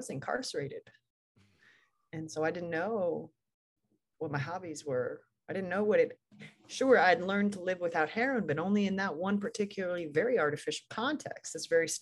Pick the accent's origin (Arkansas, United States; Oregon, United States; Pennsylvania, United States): Oregon, United States; Portland; moved away; I'm born and raised in Portland, Oregon